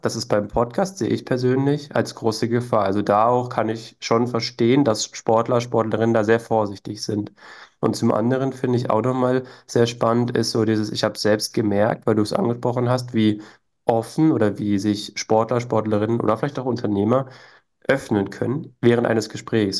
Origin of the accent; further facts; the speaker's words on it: Berlin, Germany; moved away; also born or lived in Vienna; Ich bin zwar in Berlin geboren, bin jetzt auch wieder in Berlin, aber habe in Wien gelebt